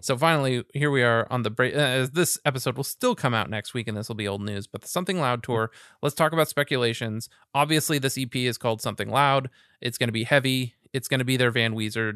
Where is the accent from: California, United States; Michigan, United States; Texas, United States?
California, United States; Los Angeles; I'm a kid growing up in Westchester here in L